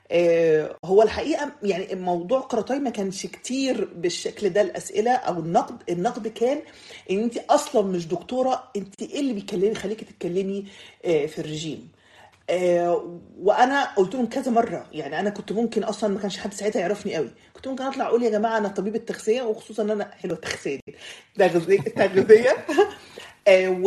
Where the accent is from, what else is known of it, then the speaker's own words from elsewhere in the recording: Egypt; also born or lived in Saudi Arabia; now in Sweden; مصريه آه، عايشه في السويد ومعايا الجنسيه السويديه فانا يعتبر آه، ليا انتماء سويدي اصلا من مواليد السعوديه وتربيت شويه في السعوديه